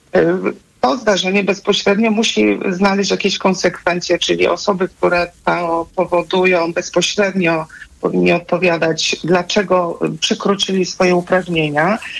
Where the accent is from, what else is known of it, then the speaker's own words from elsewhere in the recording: Subcarpathian Voivodeship, Poland; ja jestem z Podkarpacia